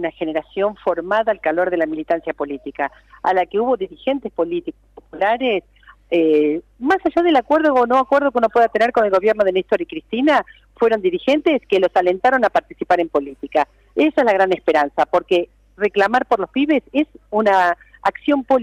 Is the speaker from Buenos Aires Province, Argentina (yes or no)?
yes; La Plata, Buenos Aires Province, Argentina; saben que soy platense.